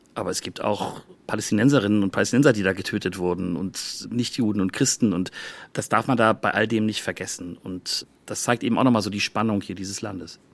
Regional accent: Germany; now in Tel Aviv, Israel; als Deutscher

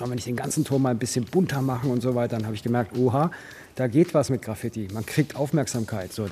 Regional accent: Buchloe, Bavaria, Germany; bin nicht in München groß geworden, ich bin in Buchloe groß geworden. Das ist im Ostallgäu, eine 10.000 Einwohnerstadt.

